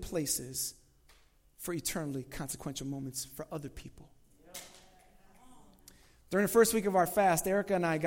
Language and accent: English; Chicago, Illinois, United States; I'm from Chicago